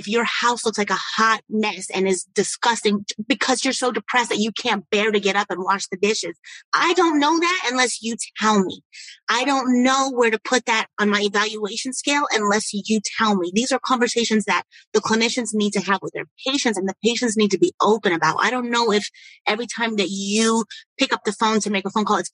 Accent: United States; we as Americans

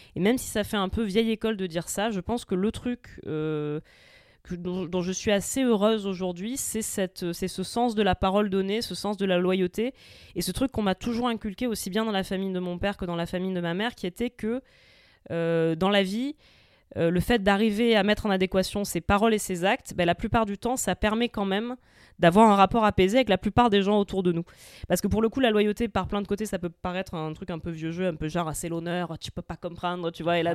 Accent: Marseille, Provence-Alpes-Côte d'Azur, France; moved away as an adult; bien que je sois né à Marseille et que j'y ai grandi jusqu'à mes 20 ans

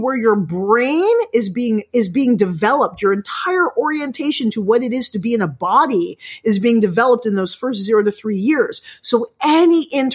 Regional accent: United States; now in Canada; I live in Canada, but I'm American

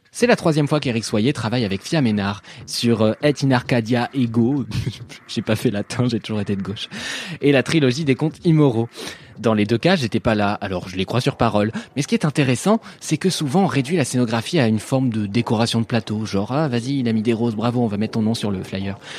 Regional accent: France; also born or lived in Paris / Normandy; je suis parisien et normand

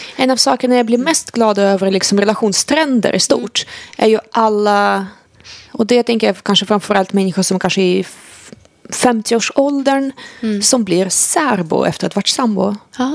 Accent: Sweden; som svensk

